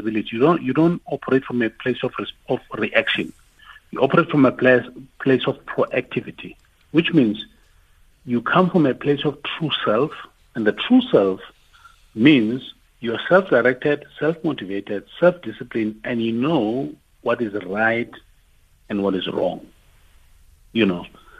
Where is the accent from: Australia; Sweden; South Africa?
South Africa; Tembisa, Gauteng; I'm from Tembisa